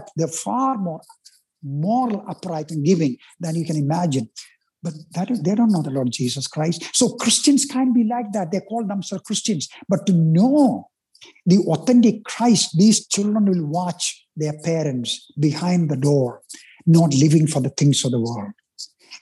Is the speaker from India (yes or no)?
yes; India; English is a second language; moved away as an adult; I'm Indian